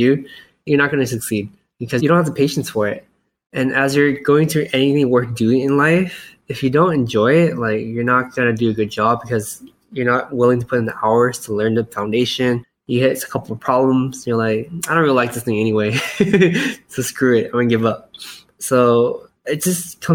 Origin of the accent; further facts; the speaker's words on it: United States; I was born in America, but I grew up in a very Asian household where we didn't speak that much English.